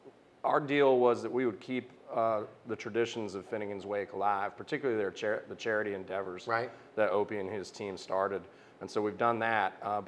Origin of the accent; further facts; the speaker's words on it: New City, New York, United States; also born or lived in Chicago / Greenville, South Carolina; now in Winston-Salem, United States; I was born just outside of New York City.